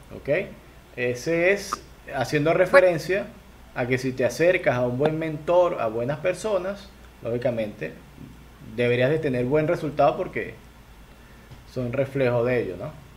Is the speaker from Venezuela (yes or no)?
yes; Venezuela; Venezuela lo llamamos chinchurria.